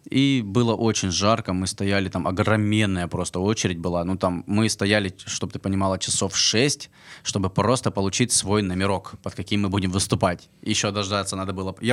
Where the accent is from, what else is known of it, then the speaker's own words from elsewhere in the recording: Armenia; показать, что, ну, как бы мы армяне, играем нашу национальную музыку